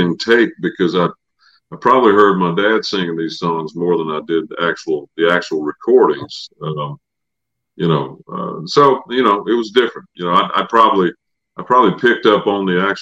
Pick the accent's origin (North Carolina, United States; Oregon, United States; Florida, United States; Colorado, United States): North Carolina, United States; Samora; moved away; my dad was in on a little bluegrass park that they built in my hometown of Samora, North Carolina.